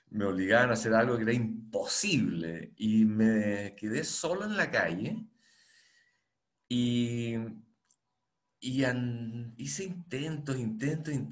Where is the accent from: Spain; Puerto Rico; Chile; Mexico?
Chile; moved away as an adult; also born or lived in Boston, United States; Em, y luego me fui de Chile